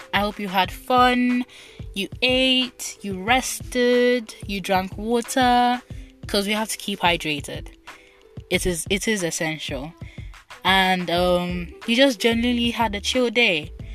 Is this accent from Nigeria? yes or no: yes; Nigeria; first language Igbo; English is a second language; my country, Nigeria, which is located in West Africa